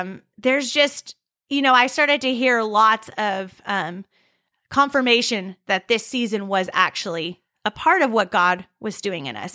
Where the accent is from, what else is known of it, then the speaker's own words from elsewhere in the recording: California, United States; I'm from California.